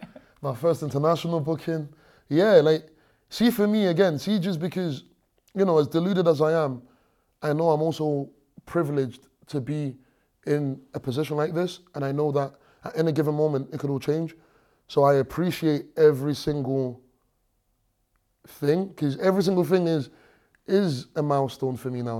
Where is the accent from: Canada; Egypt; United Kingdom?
United Kingdom; London; moved away; also born or lived in Stranraer, Scotland / Nigeria; I grew up in London